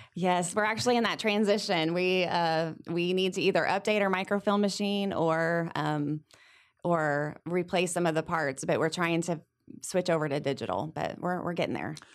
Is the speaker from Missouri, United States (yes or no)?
yes; Sedalia, Missouri, United States; I grew up here in Sedalia. I'm from Sedalia, went to school here.